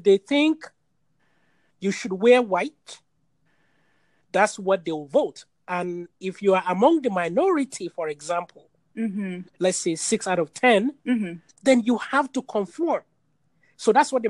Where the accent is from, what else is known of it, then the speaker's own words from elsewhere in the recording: Nigeria; now in Iowa, United States; I'm originally from Nigeria and I live in Iowa